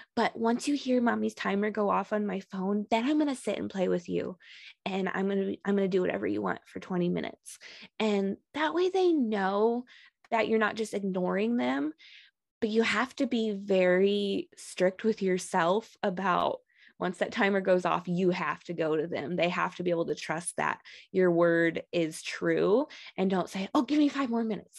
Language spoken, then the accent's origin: English; Michigan, United States; moved away as an adult; also born or lived in Texas; I'm actually originally from Michigan